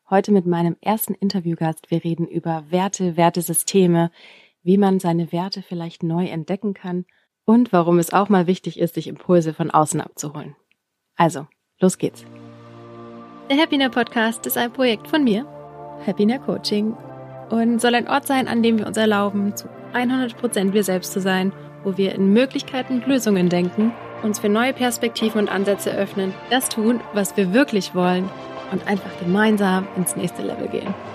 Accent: Bavaria, Germany; accent: Bavarian; Sonst müsste ich hier immer noch mit einem bayerischen Dialekt ähm, sprechen. Ich meine, ich, ich liebe meinen Dialekt.

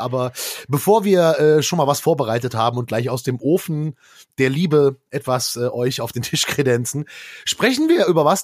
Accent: Erkrath, North Rhine-Westphalia, Germany; da mein Heimatort Erkrath nicht in Arkansas liegt, sondern in äh, äh, äh, North Rhine-Westphalia

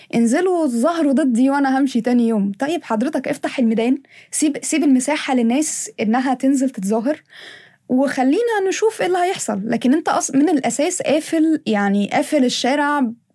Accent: Egypt; احنا في مصر

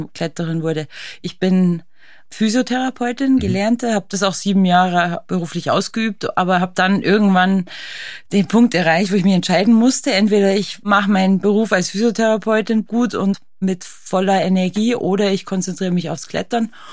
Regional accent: Berchtesgaden, Bavaria, Germany; ich liebe meine Heimat, die Alpen, Berchtesgaden

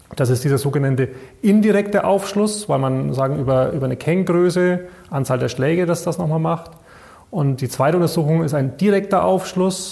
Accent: Bayreuth, Bavaria, Germany; also born or lived in Erlangen; ich bin, glaube ich, einer der wenigen gebürtigen Bayreuther, die hier bei der Tenet arbeiten. Also ich bin hier in Bayreuth zur Schule gegangen

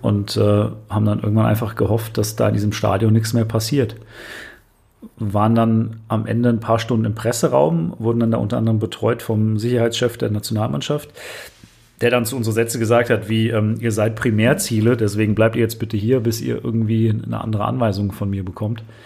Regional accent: Germany; bei uns in Deutschland

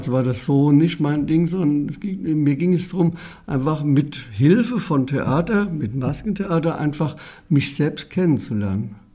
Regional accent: Herdorf, Rhineland-Palatinate, Germany; born there; In, einem Klein, in einer Kleinstadt, Herdorf heißt sie, und liegt am Rande, am nordöstlichen Rande des Westerwaldes

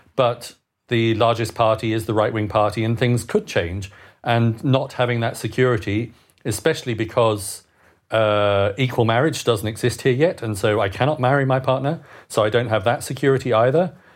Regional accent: United Kingdom; moved away as an adult; now in Bern, Switzerland; a Brit living abroad

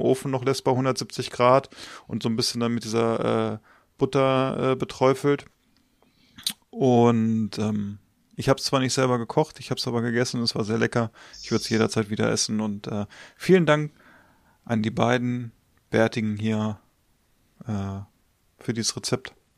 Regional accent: Northern Germany, Germany; wir kommen aus Norddeutschland.

